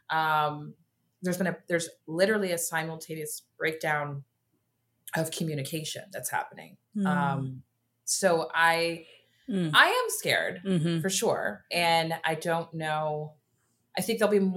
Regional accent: Dallas, Texas, United States; I also grew up in a town, Dallas is very different from like a Houston.

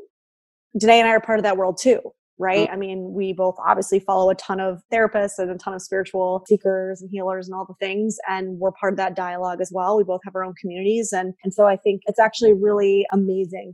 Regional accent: New York, United States; moved away as an adult; now in Los Angeles, United States; I am a New Yorker, a native New Yorker

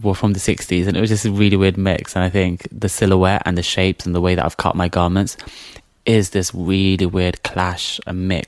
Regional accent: London, United Kingdom; I grew up in the Isle of Dogs. I've always kind of lived there

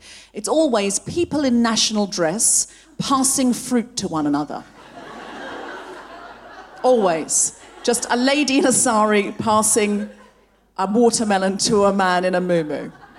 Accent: Gold Coast, Queensland, Australia; I was actually born and raised on the Gold Coast. I know I don't sound especially Australian, but I read a lot of Enid Blyton as a child. And I picked up the accent from the books.

